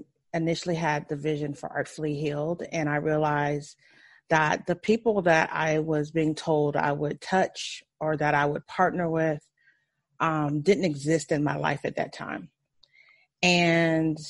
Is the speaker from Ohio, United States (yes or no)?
yes; Ohio, United States; also born or lived in Memphis, Tennessee; I was born in Memphis, Tennessee, and I was raised mostly in Ohio, in a small town with my grandparents